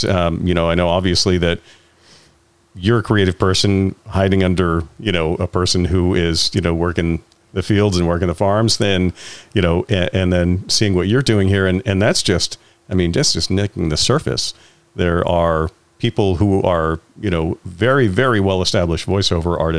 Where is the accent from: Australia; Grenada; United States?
United States; Richmond, Vermont; I grew up in Richmond, Vermont